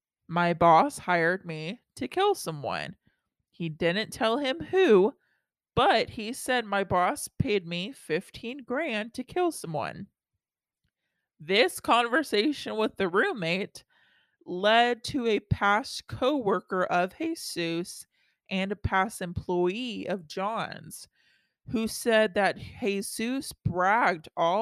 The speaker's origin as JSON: {"language": "English", "region": "Texas", "country": "United States", "tie": "born or raised there", "said": "I grew up in Texas, and moving out of Texas and then trying to explain Texas to non-Texas people is hard."}